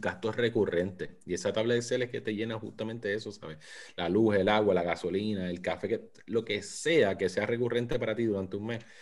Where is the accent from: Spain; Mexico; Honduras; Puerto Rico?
Puerto Rico; now in St. Petersburg, United States; Soy nacido y criado en Puerto Rico. Ahora mismo vivo en San Pete, Florida.